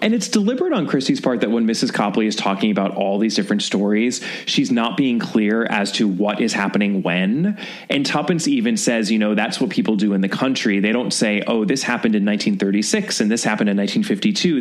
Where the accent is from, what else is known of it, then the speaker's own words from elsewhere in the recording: United States; as an American in 2021